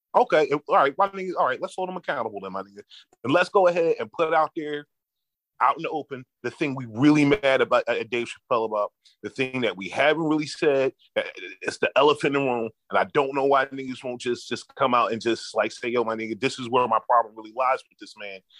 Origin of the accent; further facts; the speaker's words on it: Philadelphia, Pennsylvania, United States; moved away; I'm from Philly, my nigga. So I've been growing up about around mad, mad Muslim niggas